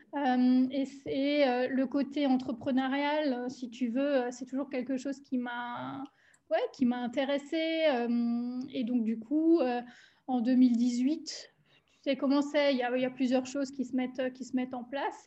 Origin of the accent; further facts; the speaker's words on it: Alsace, Grand Est, France; accent: Alsatian; moved away as an adult; also born or lived in German-speaking Switzerland; now in Switzerland; je suis originaire euh, d'Alsace. J'ai vécu 30 ans